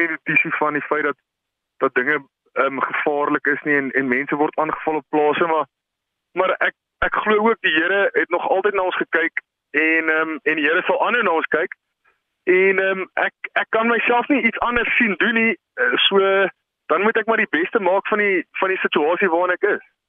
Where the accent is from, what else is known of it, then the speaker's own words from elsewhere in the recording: Bethlehem, Free State, South Africa; ons het in Bethlehem groot geword